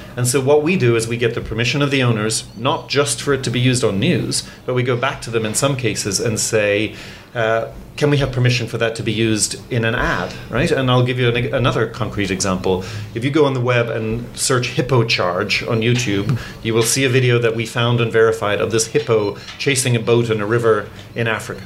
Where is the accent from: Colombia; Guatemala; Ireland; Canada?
Ireland; also born or lived in England; now in United States; I was born in England, grew up in Ireland, and now I live in the United States